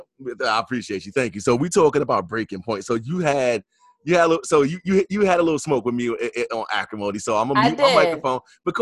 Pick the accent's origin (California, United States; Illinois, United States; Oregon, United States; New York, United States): New York, United States; New York City; I'm from Queens